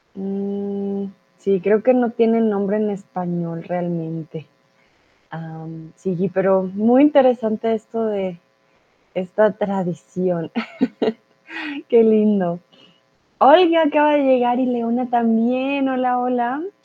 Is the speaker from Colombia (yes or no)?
yes; Colombia; now in Germany; soy tutora de español aquí en Chatterbox, soy de Colombia